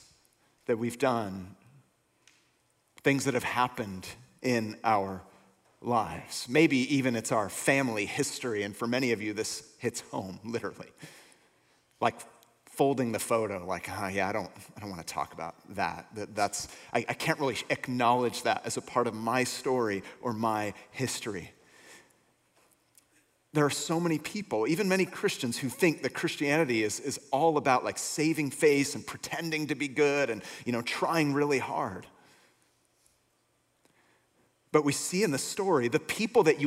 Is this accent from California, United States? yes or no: yes; Bay Area, North Bay, California, United States; I was born and raised here in the Bay Area, North Bay